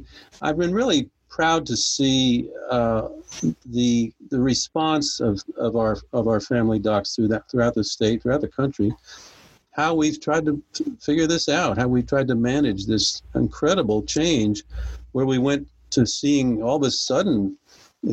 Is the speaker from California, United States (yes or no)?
no; New Jersey, United States; now in Belmont, United States; I was born up north in New Jersey, of all places. Found my way south and haven't gone back up there. I do still have some family up there. And I actually grew up in a rural little town